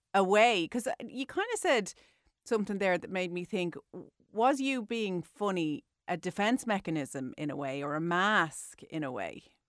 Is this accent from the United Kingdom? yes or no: no; Ireland; as Irish people